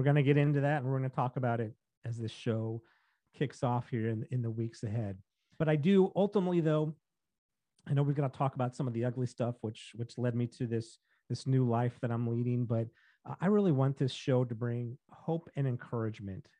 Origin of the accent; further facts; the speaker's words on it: St. Louis, Missouri, United States; I grew up in St. Louis